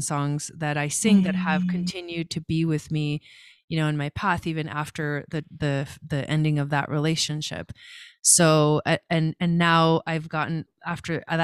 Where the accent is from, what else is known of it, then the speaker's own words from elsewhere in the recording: Los Angeles, California, United States; moved away as an adult; also born or lived in Argentina / Boulder, Colorado; I was born in Argentina, so I'm from Argentina, but I came to the US to California when I was like 7. And so I kind of pretty much grew up in California in the Los Angeles area